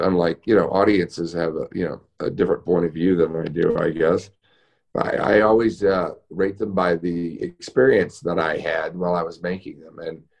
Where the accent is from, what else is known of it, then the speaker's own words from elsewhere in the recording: Houston, Texas, United States; now in Los Angeles, United States; I grew up in Houston, which is Space City.